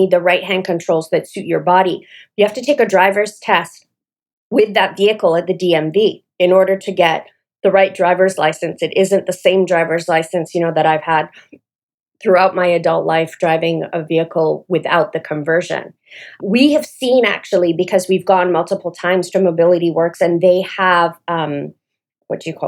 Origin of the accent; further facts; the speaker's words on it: Toronto, Ontario, Canada; moved away as an adult; also born or lived in Atlanta, Georgia; now in Smyrna, United States; I'm Canadian, and when I go home to Toronto